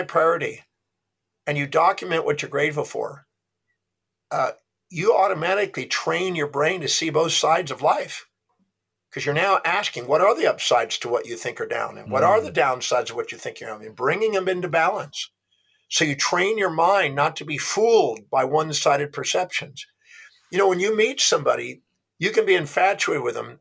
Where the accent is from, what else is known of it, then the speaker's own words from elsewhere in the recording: United States; I was born on Thanksgiving Day in America